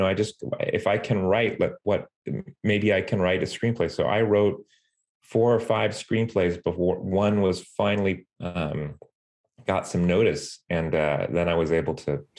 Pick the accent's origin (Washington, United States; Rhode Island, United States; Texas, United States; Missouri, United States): Texas, United States; San Antonio; also born or lived in Denton, Texas; I was born in San Antonio and raised there too.